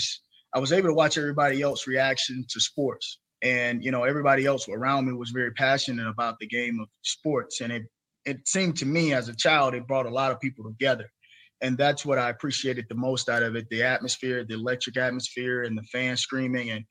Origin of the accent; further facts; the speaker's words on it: near Troy, Alabama, United States; near my hometown